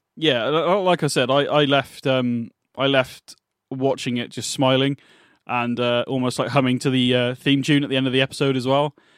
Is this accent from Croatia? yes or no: no; England, United Kingdom; We're English